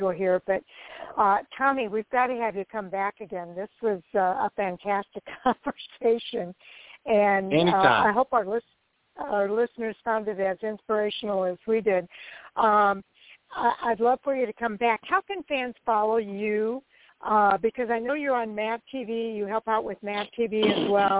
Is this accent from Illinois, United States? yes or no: yes; Illinois, United States; I live in the Midwest. I'm from Illinois.